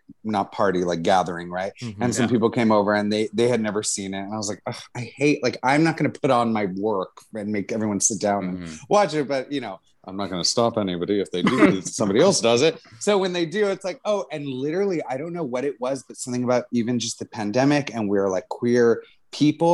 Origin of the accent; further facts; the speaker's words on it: Los Angeles, California, United States; I'm half Mexican, so I look very white, but I grew up in East LA with a predominantly Hispanic community family.